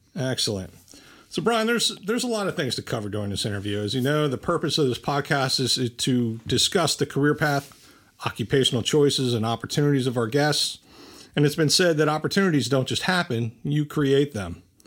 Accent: Bridgewater, New Jersey, United States; I grew up in Bridgewater, uh, which is a little bit away

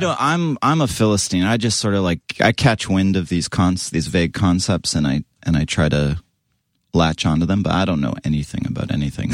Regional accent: Western Canada, near Vancouver, British Columbia, Canada; moved away; I grew up in Canada, West Co-

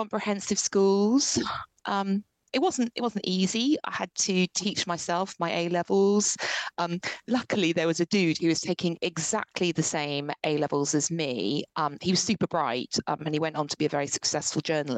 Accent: Ipswich, East of England, United Kingdom; moved away; I'm from Ipswich originally, which is like a real area

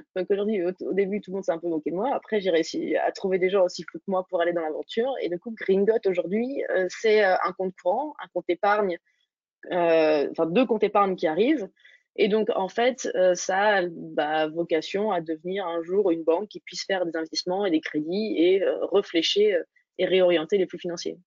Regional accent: Dijon, Bourgogne-Franche-Comté, France; je viens de, de Dijon, de Bourgogne

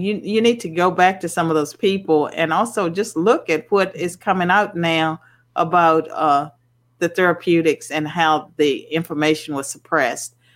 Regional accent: Virginia, United States; when I was growing up in Virginia in the, in the 60s, we had Sunday blue laws

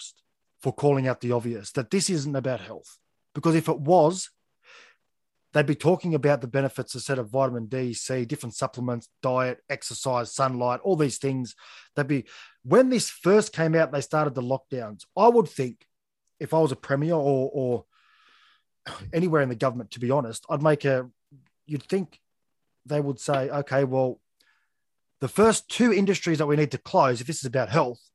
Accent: Australia; as an Australian who was born and raised here

